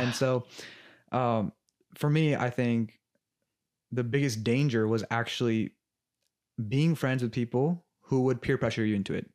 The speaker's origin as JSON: {"language": "English", "town": "Los Angeles", "region": "California", "country": "United States", "tie": "born or raised there", "said": "I grew up in L A my entire life"}